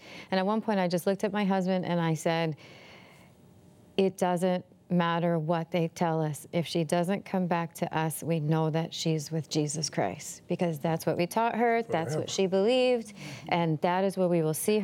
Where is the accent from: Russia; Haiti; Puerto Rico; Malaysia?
Puerto Rico; moved away; also born or lived in Canada; I'm from Puerto Rico